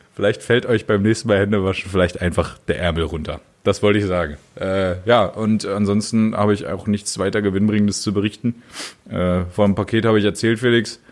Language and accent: German; Germany; moved away; ich komme halt aus dem Harz